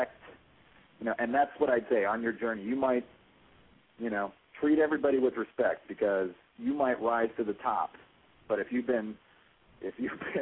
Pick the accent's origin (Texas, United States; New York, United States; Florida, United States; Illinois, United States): Illinois, United States; Chicago; growing up in Chicago amongst the regular people